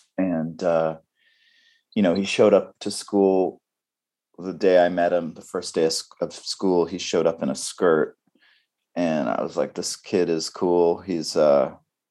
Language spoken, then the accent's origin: English; Vancouver Island, British Columbia, Canada; moved away; also born or lived in Montreal; We grew up in on the west coast of Canada, on Vancouver Island